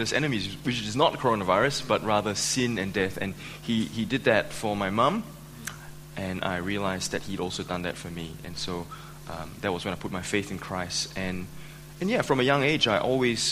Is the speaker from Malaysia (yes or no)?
yes; Malaysia; now in Australia; I was born and raised in Malaysia.